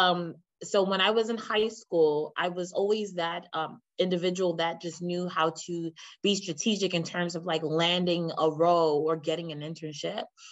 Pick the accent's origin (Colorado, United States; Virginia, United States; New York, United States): New York, United States; New York City; I'm from the Bronx in New York